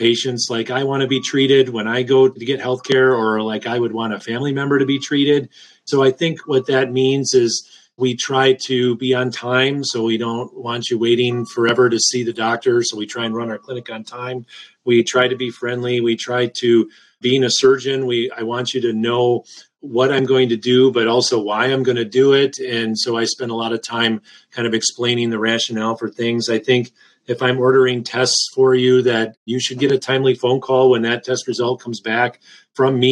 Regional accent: Wisconsin, United States; moved away; also born or lived in suburbs of Chicago; I'm from Wisconsin.

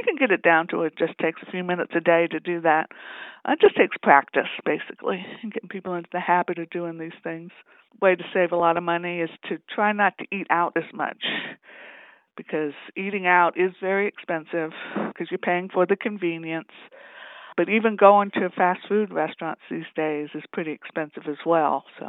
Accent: North Carolina, United States; now in New Mexico, United States; I grew up in North Carolina, but being an Army brat, basically, we moved around, so I'm used to moving around. This is my second time in New Mexico.

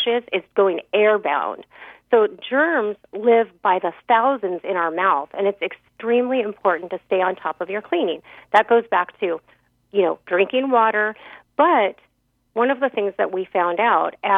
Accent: California, United States; I'm from California

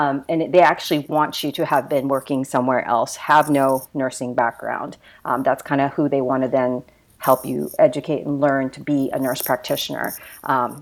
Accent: Japan; moved away as an adult; also born or lived in Memphis, Tennessee / Alaska; now in Riverside, Missouri, United States; I'm part Japanese. I grew up in Japan. I went to an international school.

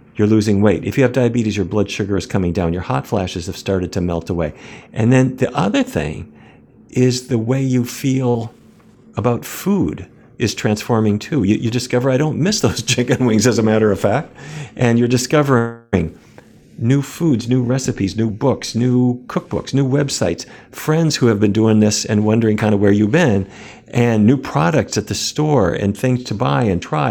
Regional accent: Fargo, North Dakota, United States; moved away as an adult; also born or lived in New York City; now in Washington, D.C., United States; I grew up in North Dakota. Um, I don't know if you've seen the movie Fargo, Fargo. That's where I grew up.

